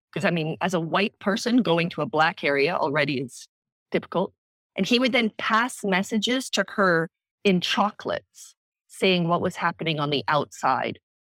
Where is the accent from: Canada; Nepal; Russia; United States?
Canada; moved away as an adult; also born or lived in South Africa / Bangkok, Thailand / London, United Kingdom; I was born in South Africa, grew up in Canada